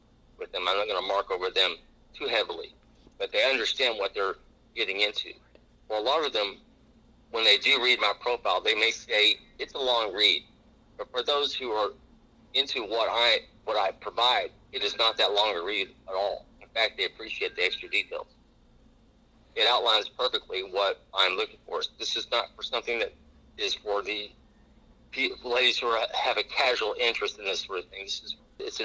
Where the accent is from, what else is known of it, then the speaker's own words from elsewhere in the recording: Texas, United States; moved away; also born or lived in Dallas; Growing up in Texas schools